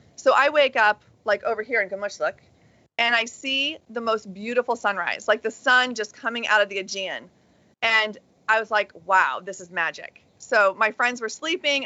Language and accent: English; United States; as an American